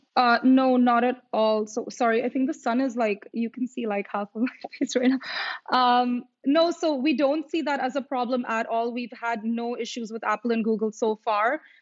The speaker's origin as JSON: {"language": "English", "country": "India", "moved": "yes", "said": "I am from India"}